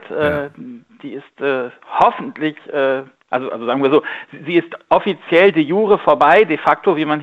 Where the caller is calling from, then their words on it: Bonn, North Rhine-Westphalia, Germany; Einen wunderschönen guten Morgen. Hallo, grüß dich.